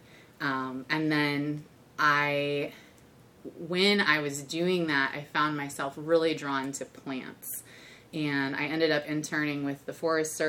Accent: Michigan, United States; moved away as an adult; also born or lived in Arizona; now in Cincinnati, United States; I grew up in Michigan and studied out in Arizona. So I moved here about 10 years ago

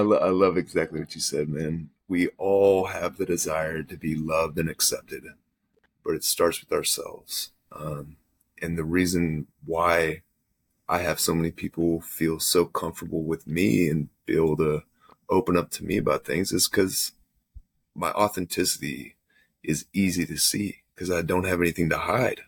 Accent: Texas, United States; I grew up in Texas

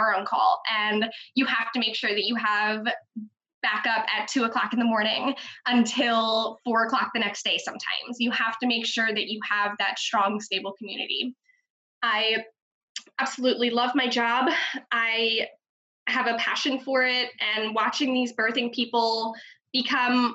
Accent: Baltimore, Maryland, United States; now in Forest Hill, United States; where I grew up, which is Arcadia, Lauraville area in Hamilton, Baltimore City

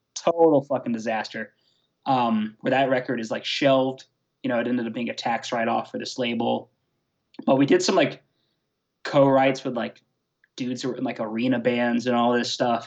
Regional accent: Atlanta, Georgia, United States; I'm from Atlanta, Georgia

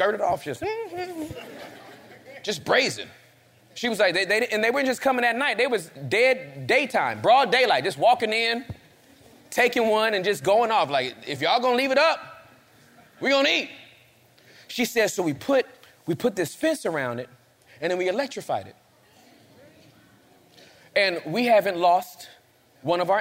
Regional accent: Inglewood, California, United States; I'm from Inglewood

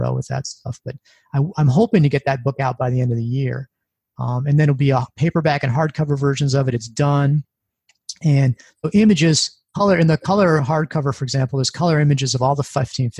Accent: Midwest, United States; I'm from the Midwest

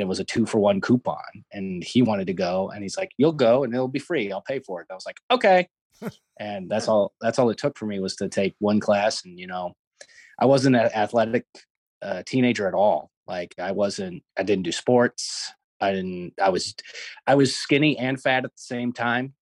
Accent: Los Angeles, California, United States; growing up in Los Angeles

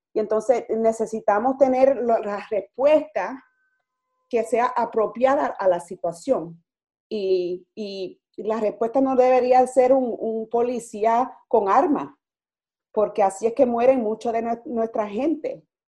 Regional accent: New York City, New York, United States; yo soy boricua, nacida y criada aquí en, en Brooklyn, en Nueva York

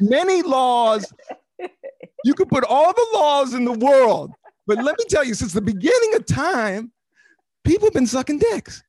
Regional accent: Washington, District of Columbia, United States; born or raised there; now in New York, United States

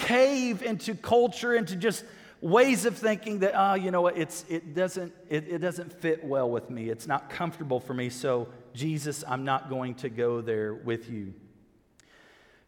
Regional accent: United States

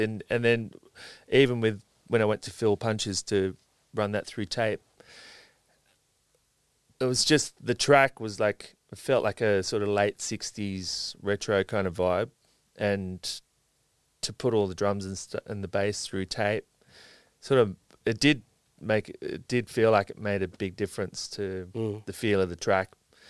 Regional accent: Sydney, New South Wales, Australia; No, I grew up around Balmain.

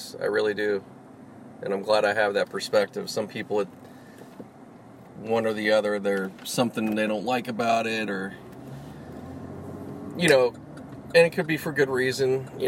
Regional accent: Pittsburgh, Pennsylvania, United States; moved away; grew up in Pittsburgh, you know, like, you know, I'm from out there too

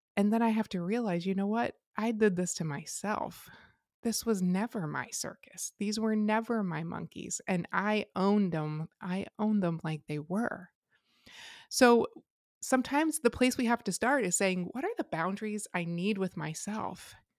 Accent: Lancaster County, Pennsylvania, United States; I grew up in Lancaster County

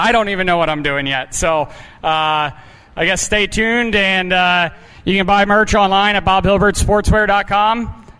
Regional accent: Pennsylvania, United States; growing up in Pennsylvania, you have the big half miles and nice and slick tracks.

